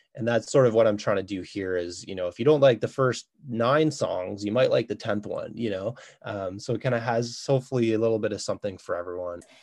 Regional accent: Ottawa, Ontario, Canada; moved away as an adult; now in Kingston, Canada; I'm originally from Ottawa, uh, I moved to Kingston about 14 years ago

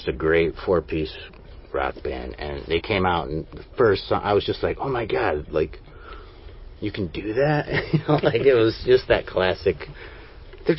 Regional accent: Seneca Falls, New York, United States; also born or lived in Rochester, New York; I grew up in Seneca Falls, New York

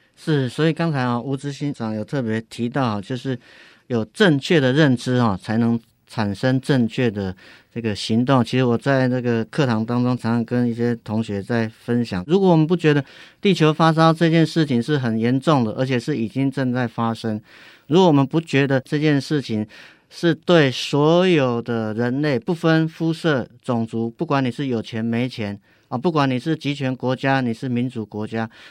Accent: Yilan County, Taiwan; 我是宜兰人，虽然不是在地

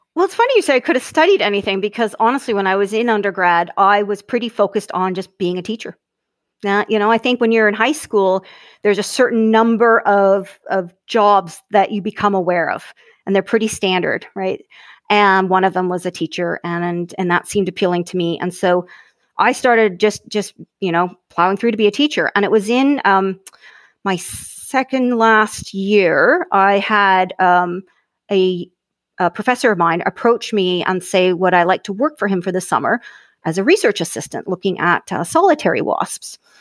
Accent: Hanna, Alberta, Canada; also born or lived in Calgary; from Alberta, um, prairies, grew up on a ranch

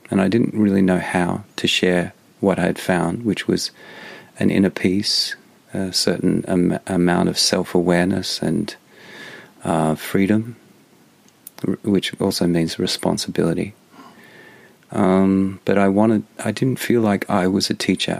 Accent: Australia; moved away; as an Australian

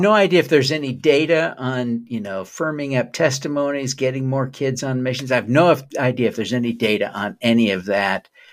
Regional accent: Utah, United States; I was raised in Utah

